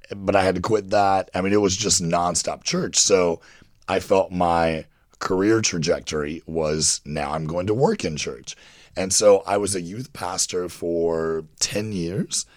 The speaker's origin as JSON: {"language": "English", "region": "Kentucky", "country": "United States", "tie": "born or raised there", "said": "I grew up in Kentucky, very religious, Bible Belt"}